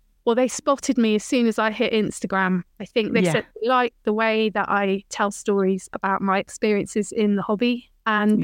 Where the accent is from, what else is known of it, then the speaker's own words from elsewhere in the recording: Bath, South West England, United Kingdom; I'm a West Country girl. I grew up in Roman and Georgian Bath